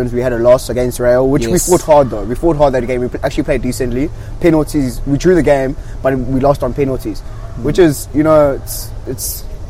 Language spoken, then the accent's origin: English; Durban, KwaZulu-Natal, South Africa; I'm a DJ from Durban.